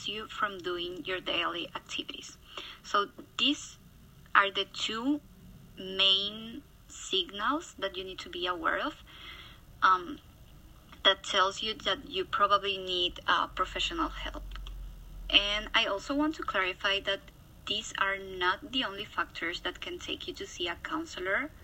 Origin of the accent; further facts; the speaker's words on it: Paraguay; moved away as an adult; now in Toronto, Canada; I'm from Paraguay, South America